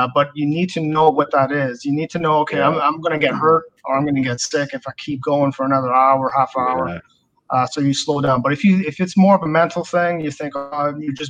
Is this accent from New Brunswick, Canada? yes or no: yes; Campbellton, New Brunswick, Canada; moved away; I grew up in Camelton